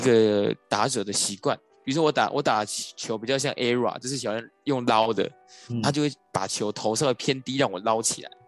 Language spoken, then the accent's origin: Chinese; Yunlin County, Taiwan; moved away; 我是云林人，那时候就跟外公外婆在云林